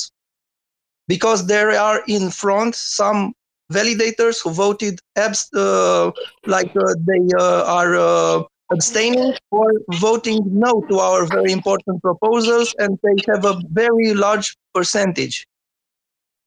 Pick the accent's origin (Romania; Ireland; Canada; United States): Romania; from Romania.